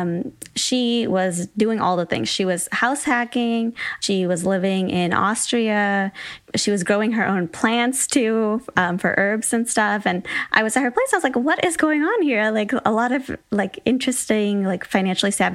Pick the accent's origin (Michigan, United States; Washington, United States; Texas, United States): Michigan, United States; moved away as an adult; also born or lived in San Francisco; I'm from Michigan originally